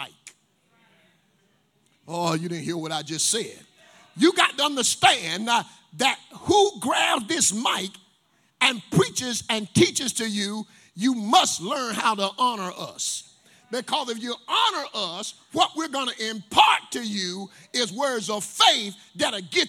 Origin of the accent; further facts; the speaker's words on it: Tarboro, North Carolina, United States; I'm from Tarboro, North Carolina. Come from apartment 81 East Side home